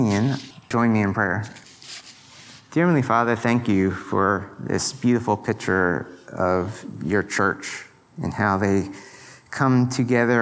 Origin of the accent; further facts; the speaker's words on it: Pennsylvania, United States; moved away; I'm from Pennsylvania